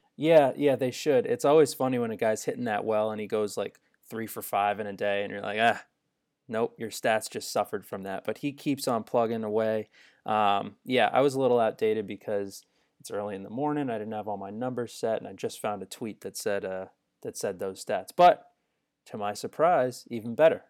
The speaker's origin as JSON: {"language": "English", "region": "Northeast", "country": "United States", "tie": "born or raised there", "said": "Growing up in the Northeast"}